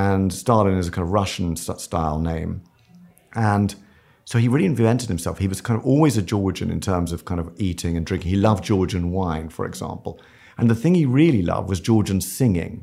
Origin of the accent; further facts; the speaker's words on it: London, United Kingdom; we grew up in a very kind of strange household because the surgery was under the house in Kensington.